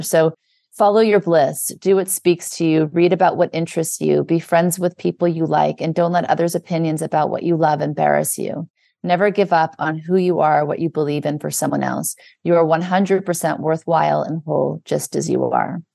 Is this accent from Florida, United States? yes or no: no; New Orleans, Louisiana, United States; also born or lived in Beverly Hills, California; now in New York, United States; I was born in the South, in Louisiana. I lived in New Orleans, then we moved to Beverly Hills in California, and now I live in New York.